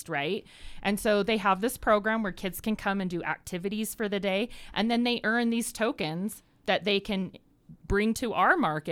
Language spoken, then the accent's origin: English; Sandy, Utah, United States; I grew up in Sandy